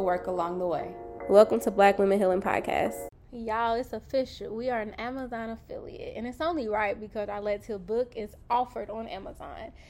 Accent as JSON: {"language": "English", "region": "Kentucky", "country": "United States", "moved": "yes", "lives_now": "Los Angeles, United States", "said": "I'm from Kentucky"}